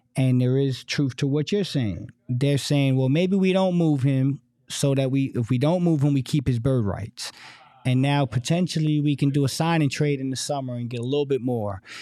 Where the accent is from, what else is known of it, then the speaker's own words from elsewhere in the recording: East Coast, United States; now in Phoenix, United States; from the East Coast